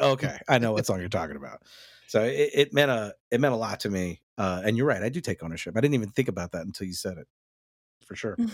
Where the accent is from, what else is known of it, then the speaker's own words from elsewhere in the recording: North Texas, United States; me growing up in that North Texas area